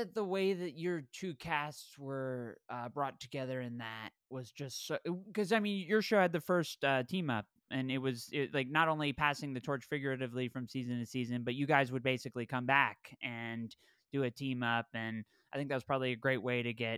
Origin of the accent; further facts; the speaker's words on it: East Coast, United States; moved away as an adult; now in Los Angeles, United States; I grew up on the East Coast, so when I came out to when I moved out to LA in 2015